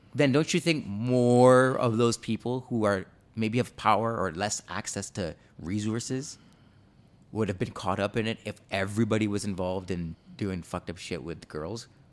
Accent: Canada; I was born here in Canada, but my parents are both Jamaican

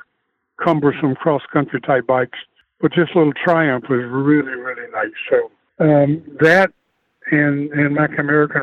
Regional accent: North Carolina, United States; also born or lived in Newport News, Virginia; Growing up in the South, born, reared, educated, lived in the South all my life

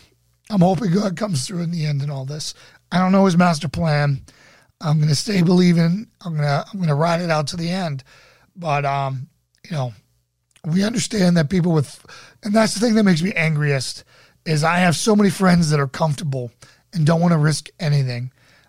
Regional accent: Russia; now in Germany; I'm actually in Germany. Do you know that literally the whole world prays for the USA, also in Russia? I'm originally from Russia.

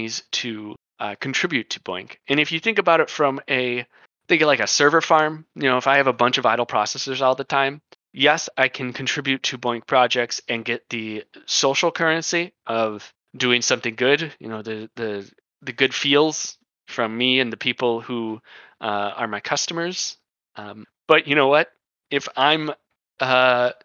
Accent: United States; I am American

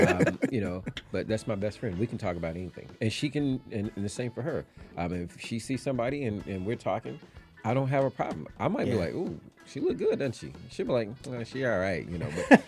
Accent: Atlanta, Georgia, United States; I'm from Atlanta.

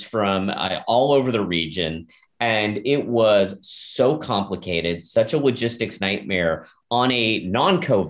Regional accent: Manhattan Beach, California, United States; I grew up in Manhattan Beach

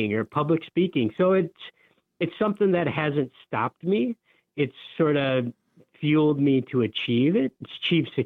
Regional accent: Upper Peninsula of Michigan, United States; I grew up in the Upper Peninsula of Michigan

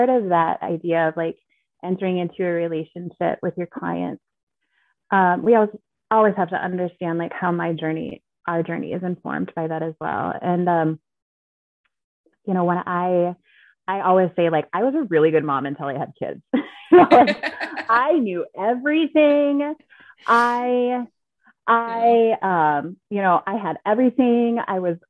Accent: Minnesota, United States; moved away as an adult; also born or lived in Alaska; I'm born and raised in Minnesota

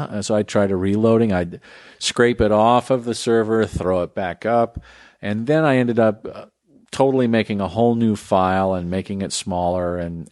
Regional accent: United States; now in Texas, United States; I'm not a Texan. I'm just some Yankee living in a different state. There's a lot of us out there who live, grew up one place and developed our values one place and now live another.

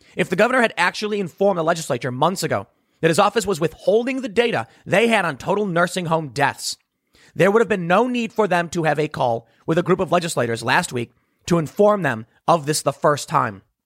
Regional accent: Chicago, Illinois, United States; I come from Illinois, Chicago

